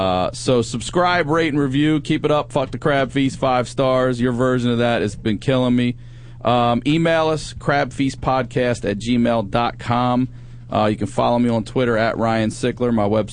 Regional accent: Maryland, United States; You say I'm from Maryland and they go, where, Boston?

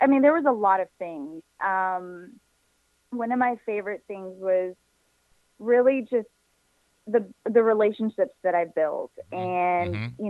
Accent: Houston, Texas, United States; I was born and raised here in Houston, Texas

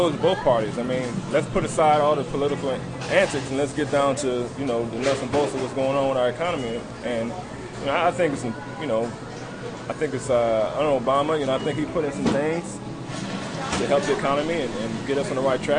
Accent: Louisiana, United States

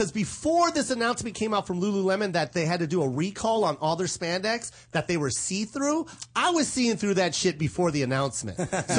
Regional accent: Philippines; I'm like, I'm Filipino.

